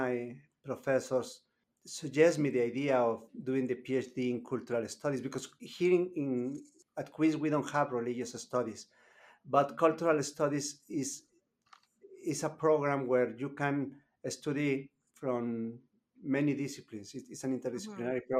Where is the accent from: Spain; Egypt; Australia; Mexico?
Mexico; Chiapas; moved away as an adult; now in Canada; I am from Mexico, specifically from Chiapas. It's in the south of Mexico.